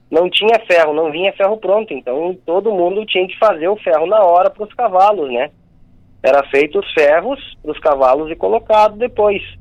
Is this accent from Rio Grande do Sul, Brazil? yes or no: yes; Rio Grande do Sul, Brazil; como eu nasci e me criei no Rio Grande do Sul, na, na fronteira